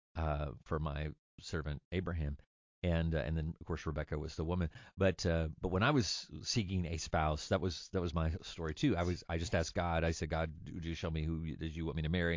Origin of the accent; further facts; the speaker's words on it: Orangebrook, United States; moved away as an adult; also born or lived in Bowling Green / Oregon; I grew up in Orangebrook